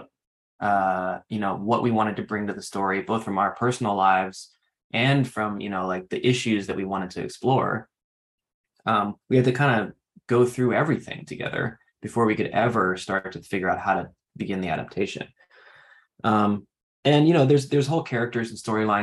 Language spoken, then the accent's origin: English; New Hampshire, United States; moved away; I'm from New Hampshire originally